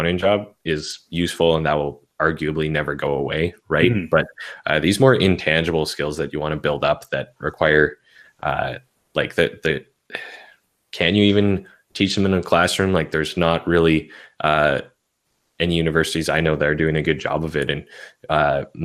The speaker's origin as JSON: {"language": "English", "country": "Canada", "said": "I'm Canadian"}